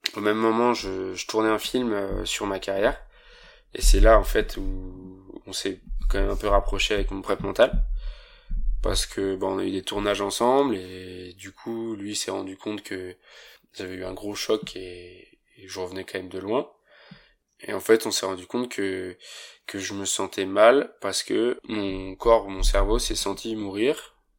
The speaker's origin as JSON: {"language": "French", "town": "Saint-Gervais-les-Bains", "region": "Auvergne-Rhône-Alpes", "country": "France", "said": "Je viens de Saint-Gervais-les-Bains et je fais du snowboard depuis que je suis tout petit"}